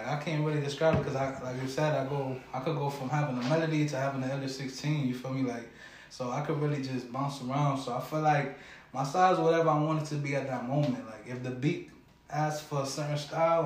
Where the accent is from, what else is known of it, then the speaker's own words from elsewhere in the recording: Hartford, Connecticut, United States; also born or lived in Wethersfield; Hartford is really where I grew up for real